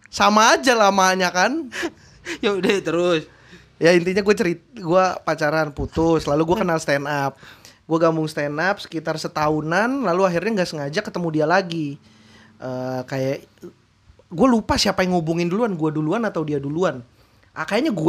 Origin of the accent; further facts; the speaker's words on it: Jakarta, Indonesia; gue tuh lahir lahir di rumah sakit daerah Jakarta terus gue tumbuh besar di Jakarta pusat tanah tinggi